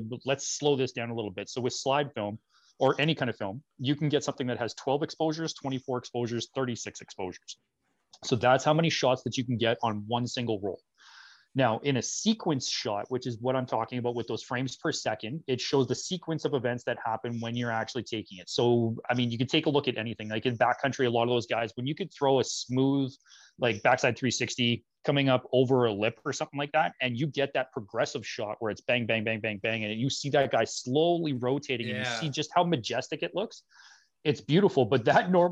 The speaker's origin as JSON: {"language": "English", "town": "Thompson", "region": "Manitoba", "country": "Canada", "tie": "born or raised there", "moved": "as an adult", "said": "we were from Northern Manitoba, born and raised up in Thompson"}